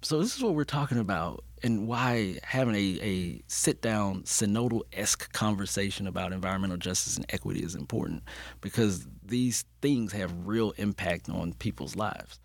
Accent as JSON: {"language": "English", "town": "Birmingham", "region": "Alabama", "country": "United States", "tie": "born or raised there", "moved": "as an adult", "lives_now": "Atlanta, United States", "said": "when I returned home, uh, to my hometown, Birmingham, Alabama"}